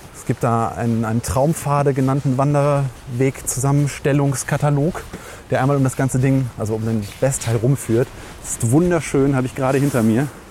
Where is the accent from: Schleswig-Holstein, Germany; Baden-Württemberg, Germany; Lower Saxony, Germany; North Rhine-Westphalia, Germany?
North Rhine-Westphalia, Germany; Langenfeld; moved away; ich komme aber aus Langenfeld, was eben so zwischen zwei Großstädten liegt